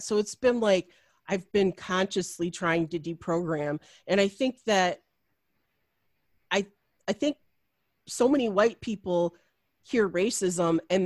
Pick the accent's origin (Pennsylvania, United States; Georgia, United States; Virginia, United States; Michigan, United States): Michigan, United States; Macomb County, outside Detroit; I grew up in Macomb County, which is now like a bastion for Donald Trump.